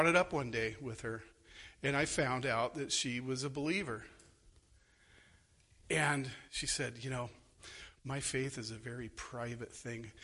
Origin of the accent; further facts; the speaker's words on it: Phoenix, Arizona, United States; moved away; I grew up in Arizona